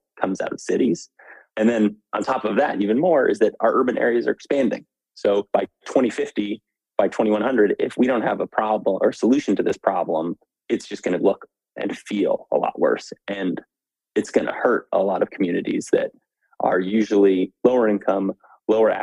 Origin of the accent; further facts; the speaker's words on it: Albuquerque, New Mexico, United States; moved away as an adult; now in Washington, DC, United States; I grew up in Albuquerque, New Mexico. Spent all my adolescent, teenage years there.